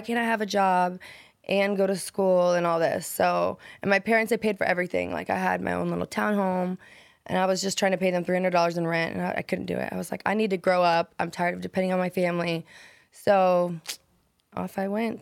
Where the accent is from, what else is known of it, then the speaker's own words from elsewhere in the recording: Nebraska, United States; moved away as an adult; Nebraska, a tiny little town